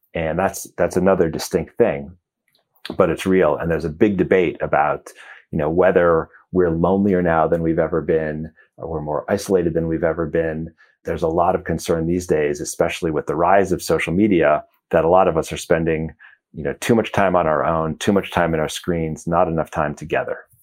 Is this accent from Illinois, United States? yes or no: yes; Chicago, Illinois, United States; moved away as an adult; I grew up in Chicago